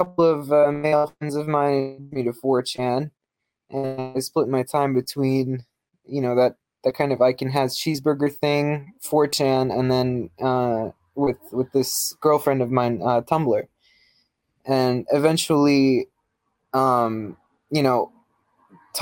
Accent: New York City, New York, United States; moved away; I grew up in New York City. I grew up in Queens

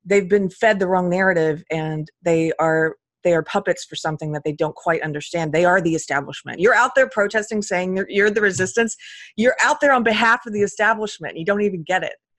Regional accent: United States; I was born in this country

